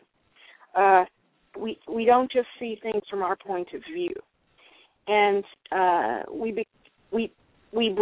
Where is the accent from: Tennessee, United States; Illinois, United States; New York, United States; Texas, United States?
Texas, United States; I was raised in Texas